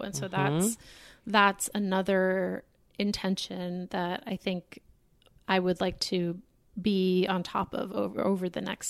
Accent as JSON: {"language": "English", "town": "Boston", "region": "Massachusetts", "country": "United States", "tie": "born or raised there", "said": "The synagogue I grew up in Boston is very, it's a Reform synagogue."}